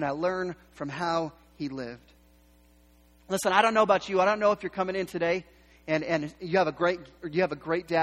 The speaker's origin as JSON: {"language": "English", "town": "Yakima", "region": "Washington", "country": "United States", "tie": "born or raised there", "also_born_or_lived": "Seattle", "said": "our family, we was born in Seattle, the reason we moved to Yakima is my dad was given the opportunity to run a cafeteria"}